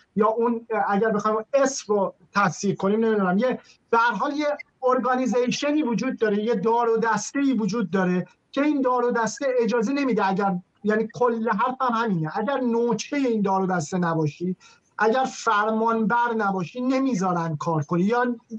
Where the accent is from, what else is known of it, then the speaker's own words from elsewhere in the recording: Iran; moved away; هویت ما به عنوان یک ایرانیه